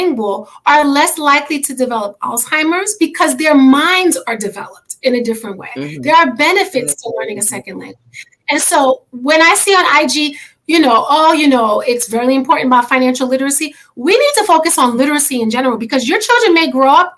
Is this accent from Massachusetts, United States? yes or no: no; New York City, New York, United States; moved away; I'm originally from New York, and in New York City